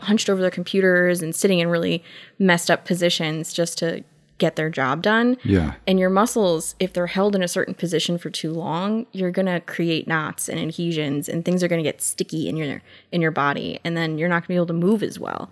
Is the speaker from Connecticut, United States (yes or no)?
yes; Waterbury, Connecticut, United States; I grew up in Waterbury